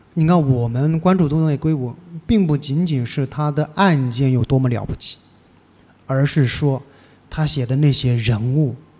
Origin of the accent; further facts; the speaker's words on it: Jiangxi, China; now in Shanghai, China; 我是江西的